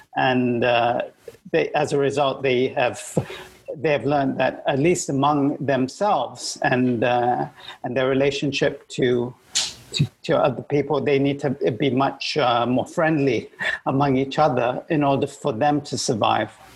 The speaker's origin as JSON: {"language": "English", "country": "Malaysia", "said": "i am a Malaysian"}